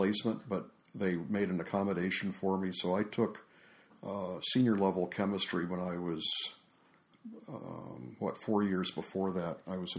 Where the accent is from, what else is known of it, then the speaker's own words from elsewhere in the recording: South Carolina, United States; South Carolina.